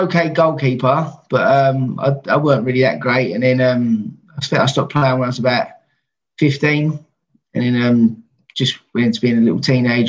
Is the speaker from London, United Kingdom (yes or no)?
yes; London, United Kingdom; also born or lived in Dulwich; I've always lived in Peckham, but I was born in Dulwich Hospital.